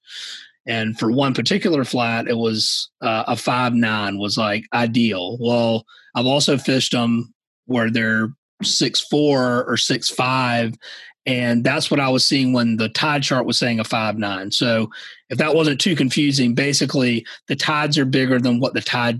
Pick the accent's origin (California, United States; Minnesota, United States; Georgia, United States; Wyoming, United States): Georgia, United States; Savannah; I was born and raised in Savannah